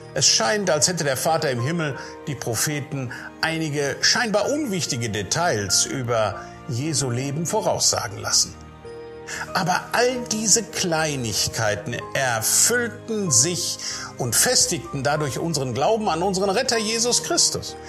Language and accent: German; Sauerland, North Rhine-Westphalia, Germany; ich bin ein Sauerländer. Und in diesem Landstrich, da lebe ich sehr gerne.